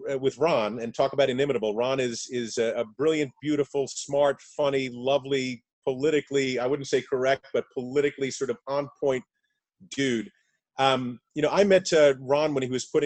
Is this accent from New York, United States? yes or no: yes; New York, United States; I'm a New Yorker, Ron's a New Yorker.